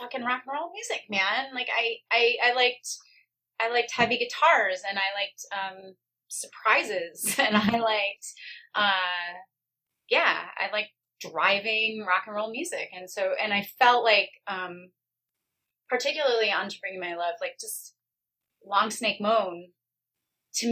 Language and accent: English; Detroit, Michigan, United States; also born or lived in Kalamazoo; I grew up in the Detroit area